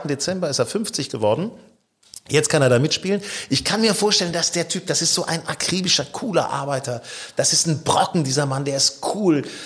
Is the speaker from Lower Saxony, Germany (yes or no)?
yes; Lower Saxony, Germany; ich bin ja gebürtig in Niedersachsen